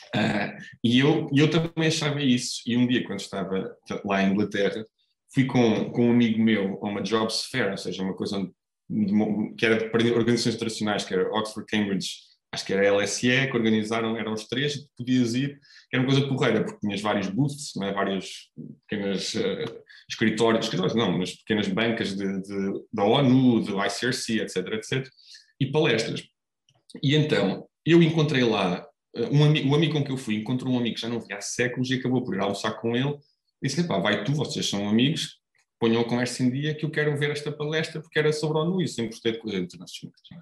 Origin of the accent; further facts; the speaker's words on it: Coimbra, Centro, Portugal; eu sou cá de Coimbra, nasci, nasci cá em Coimbra